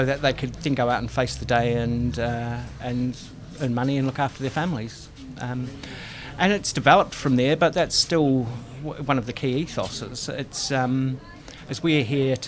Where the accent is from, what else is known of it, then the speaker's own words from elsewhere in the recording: Lower Hutt, Wellington, New Zealand; moved away as an adult; also born or lived in United Kingdom; So I was born in Lower Hutt. I'm from the area, I'm a Kiwi